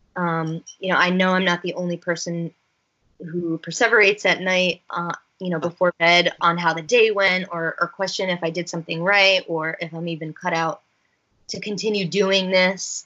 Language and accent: English; Northern New Jersey, United States; it was in my hometown